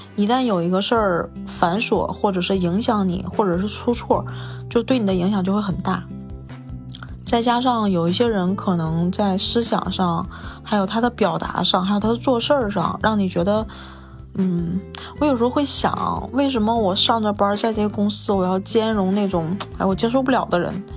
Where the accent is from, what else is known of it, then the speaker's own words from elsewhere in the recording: northern China, China; now in Beijing, China; 我是一个北方人